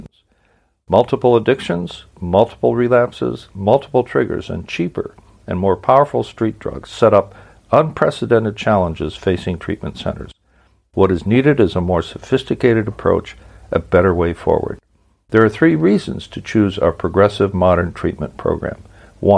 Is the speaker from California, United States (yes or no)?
no; Milwaukee, Wisconsin, United States; my hometown of Milwaukee, Wisconsin